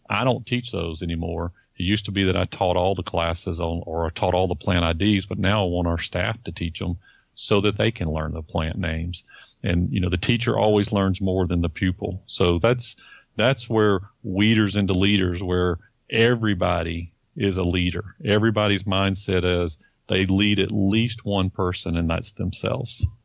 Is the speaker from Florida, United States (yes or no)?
yes; Florida, United States; because um, I was from Florida. I had been in Florida for so many years